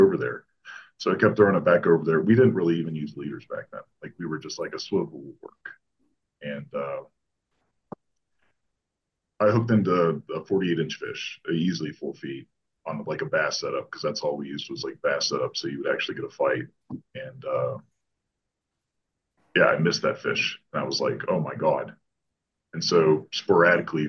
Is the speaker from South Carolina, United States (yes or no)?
no; Florida, United States; moved away; also born or lived in Ontario; my brother and I grew up fishing in Florida.